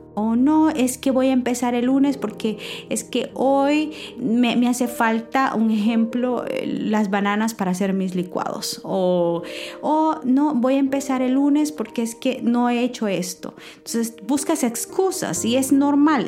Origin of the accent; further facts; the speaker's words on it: San Miguel, El Salvador; now in United States; el pueblo que vengo de San Miguel, El Salvador, em, y con las limitaciones que nos crecimos